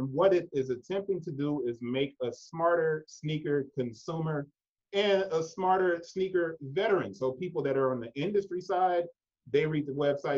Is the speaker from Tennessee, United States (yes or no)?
yes; Memphis, Tennessee, United States; I was born in Memphis, it's the South